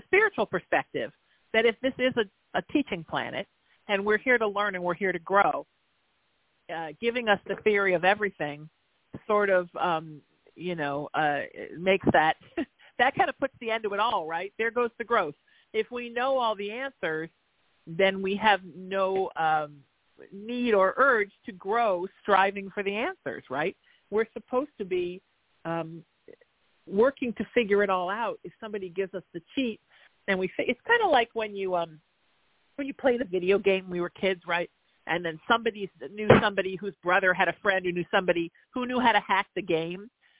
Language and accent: English; Connecticut, United States; You know, I have a client that teases me because I'm from Connecticut, that I channel the Pepperidge Farm gods.